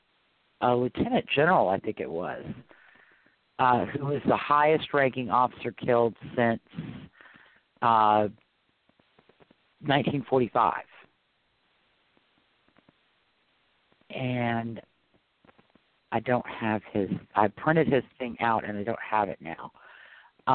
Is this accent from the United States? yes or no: yes; New Orleans, Louisiana, United States; I'm from New Orleans.